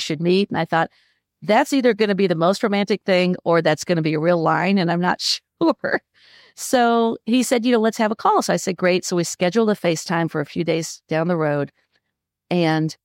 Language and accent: English; Midwest, United States; also born or lived in Los Angeles; now in North Carolina, United States; Born and bred in the Midwest, but I've been in North Carolina for close to 20 years after about 20 years in Los Angeles